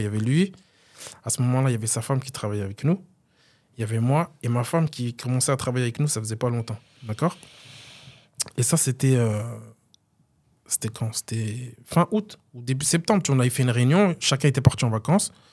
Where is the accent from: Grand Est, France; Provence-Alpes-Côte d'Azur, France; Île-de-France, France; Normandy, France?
Grand Est, France; Vandœuvre-lès-Nancy; j'ai grandi à Dev